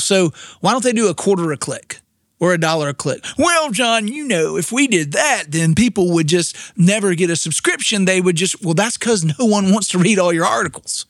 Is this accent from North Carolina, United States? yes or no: yes; Winston-Salem, North Carolina, United States; I grew up in Winston-Salem, North Carolina